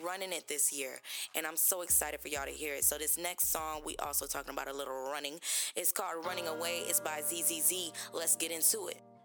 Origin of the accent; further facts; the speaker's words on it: Decatur, Georgia, United States; I am from Decatur, which is right outside of Atlanta